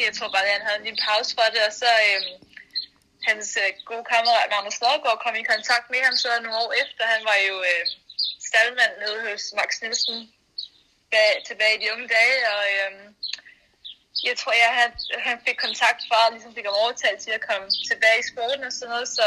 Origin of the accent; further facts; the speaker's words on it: Copenhagen, Capital Region of Denmark, Denmark; Jeg, jeg voksede op i København. Jeg var en bypige